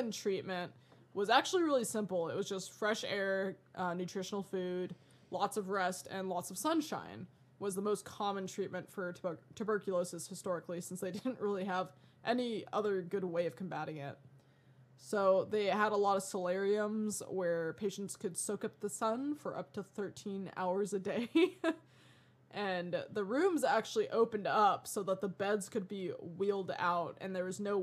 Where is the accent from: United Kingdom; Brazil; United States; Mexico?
United States; Colorado; growing up in Colorado